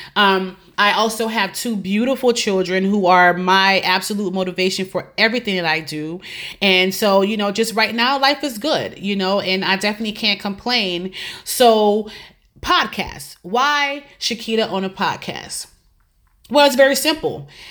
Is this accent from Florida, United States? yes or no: no; New Orleans, Louisiana, United States; moved away as an adult; also born or lived in Lafayette, Louisiana; now in Tampa, United States; I am originally from New Orleans, Louisiana.